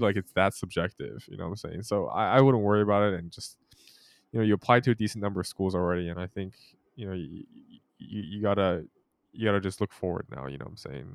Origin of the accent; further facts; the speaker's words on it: Merced, California, United States; growing up in Merced